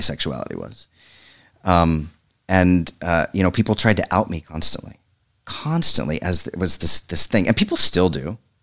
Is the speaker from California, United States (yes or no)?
no; Oklahoma, United States; moved away as an adult